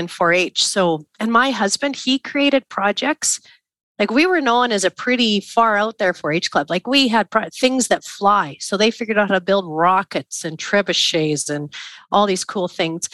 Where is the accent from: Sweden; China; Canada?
Canada; Craven, Saskatchewan; I was from Craven, Saskatchewan